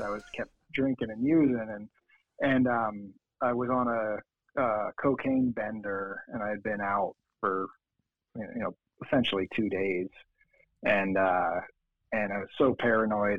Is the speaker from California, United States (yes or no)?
no; Lancaster County, Pennsylvania, United States; also born or lived in Boston; now in Denver, United States; I'm actually from Pennsylvania